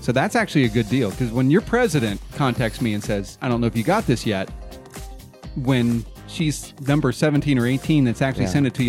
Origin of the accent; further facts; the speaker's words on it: Oregon, United States; moved away; And I was born in Oregon